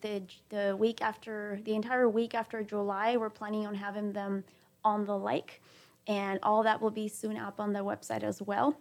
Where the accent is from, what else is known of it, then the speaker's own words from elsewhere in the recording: Peru; also born or lived in Caracas, Venezuela; now in Texas, United States; I was born in Caracas, Venezuela, but I was raised in Peru. I'm 100% Peruvian